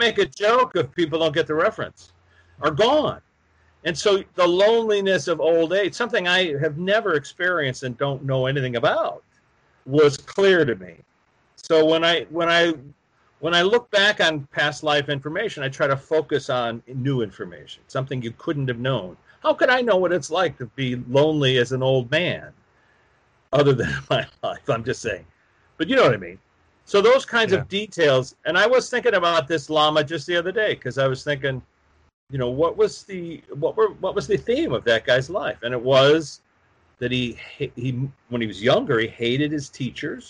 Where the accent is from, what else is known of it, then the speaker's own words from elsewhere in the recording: Chicago, Illinois, United States; a workshop in Chicago, my hometown.